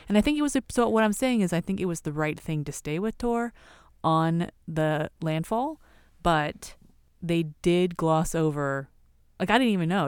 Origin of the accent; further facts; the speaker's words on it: California, United States; California, you know, like Roxy, Quicksilver